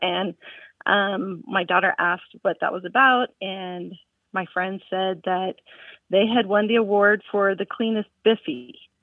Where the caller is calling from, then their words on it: Tucson, Arizona, United States; I'm calling from Tucson, Arizona